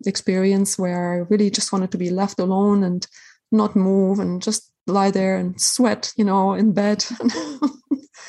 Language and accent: English; Germany; moved away; I'm from Germany originally